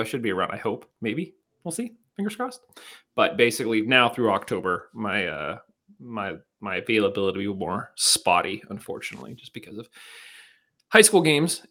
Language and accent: English; Penn Hills, Pennsylvania, United States; Penn Hills